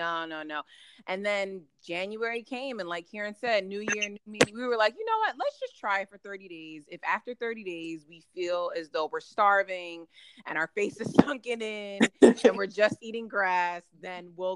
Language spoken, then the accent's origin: English; New Jersey, United States; also born or lived in Germany; Pretty much born and raised in New Jersey. I was actually born in Germany. That's a fun fact. But, you know, raised in New Jersey.